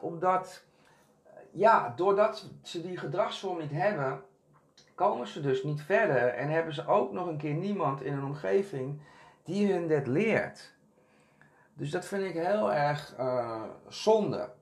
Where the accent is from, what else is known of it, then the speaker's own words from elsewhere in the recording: Castricum, North Holland, Netherlands; also born or lived in Curaçao / Amsterdam Zuidoost; now in Amsterdam, Netherlands; ik ben opgegroeid in Castricum. Dat is een hele Nederlandse omgeving.